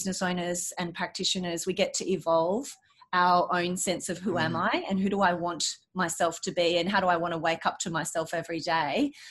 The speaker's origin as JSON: {"language": "English", "country": "Australia", "said": "being Australian"}